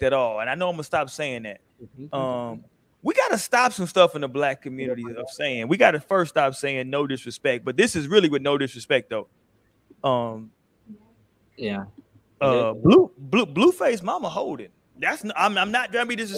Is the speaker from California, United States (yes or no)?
yes; California, United States; I'm from Cali